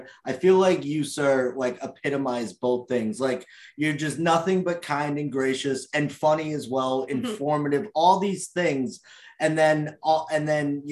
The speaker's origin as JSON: {"language": "English", "area": "Cape Cod", "region": "Massachusetts", "country": "United States", "said": "I'm from Cape Cod, Massachusetts."}